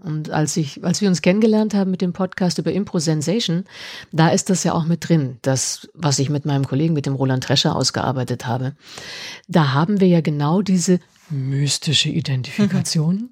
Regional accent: Munich, Bavaria, Germany; seit drei, vier Jahren bei uns in München

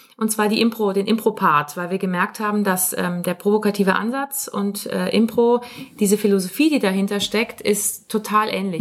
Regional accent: Munich, Bavaria, Germany; wir kommen beide aus München und sind Mutter und Tochter. Also ich bin die Tochter

